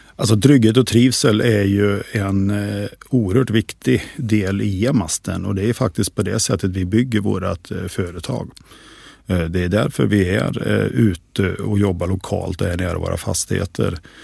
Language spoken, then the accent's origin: Swedish; Västergötland, Västra Götaland, Sweden; accent: västgöta dialect; also born or lived in Skövde; ni hör på min dialekt. Jag är inte stockholmare, jag är en västgöte